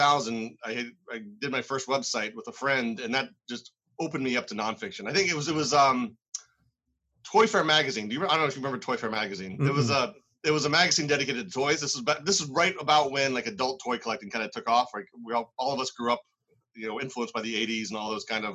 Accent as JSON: {"language": "English", "region": "Maryland", "country": "United States", "tie": "born or raised there", "moved": "as an adult", "lives_now": "New England, United States", "said": "I grew up in Maryland"}